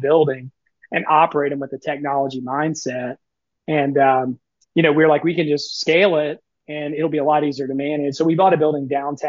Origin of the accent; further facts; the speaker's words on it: Memphis, Tennessee, United States; also born or lived in Knoxville, Tennessee; now in Nashville, United States; I grew up in Memphis, Tennessee